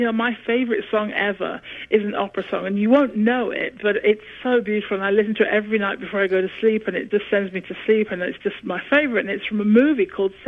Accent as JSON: {"language": "English", "region": "England", "country": "United Kingdom", "accent": "British; northern", "moved": "yes", "said": "I still have the British accent, but when I get sort of, I don't know, when I'm coming through from anaesthetic, maybe, I don't know, I get very northern"}